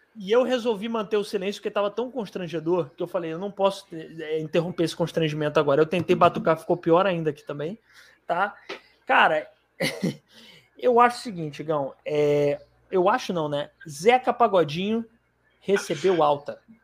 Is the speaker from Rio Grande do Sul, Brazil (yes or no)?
no; Fortaleza, Ceará, Brazil; lá na minha cidade